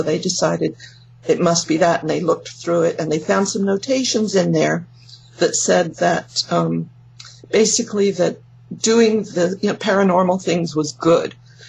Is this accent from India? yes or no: no; England, United Kingdom; now in California, United States; Well, I'm from England, but yeah. I know I don't sound like it anymore, because I've been here for more than 50 years in California.